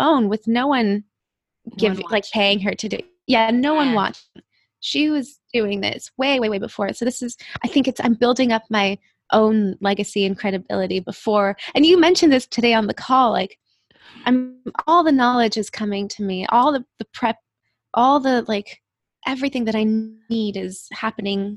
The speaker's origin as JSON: {"language": "English", "region": "Mexico City", "country": "Mexico", "tie": "born or raised there", "moved": "yes", "said": "I grew up in Mexico City"}